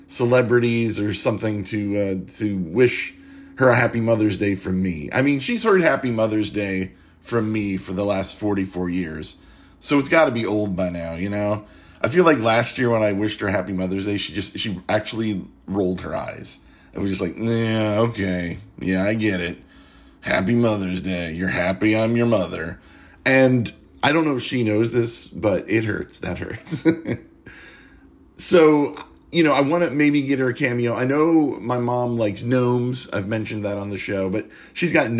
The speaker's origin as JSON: {"language": "English", "region": "Virginia", "country": "United States", "said": "I'm from Virginia, where losers are born"}